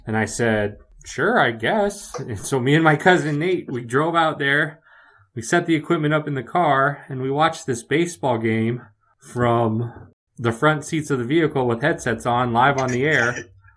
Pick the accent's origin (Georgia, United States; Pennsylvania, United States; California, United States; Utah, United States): California, United States; Redwood City; moved away; I grew up in the Bay Area. I grew up in, uh, Redwood City, California.